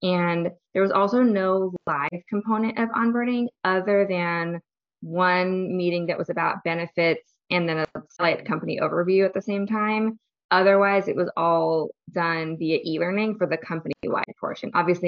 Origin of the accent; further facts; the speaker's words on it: Seattle, Washington, United States; now in Oakland, United States; I'm originally from the Seattle area, though.